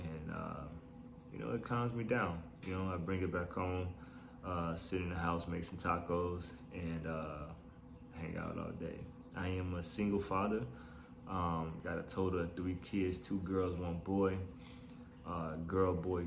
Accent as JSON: {"language": "English", "town": "Chicago", "region": "Illinois", "country": "United States", "tie": "born or raised there", "said": "Born and raised in Chicago, Illinois. Grew up on the South Side"}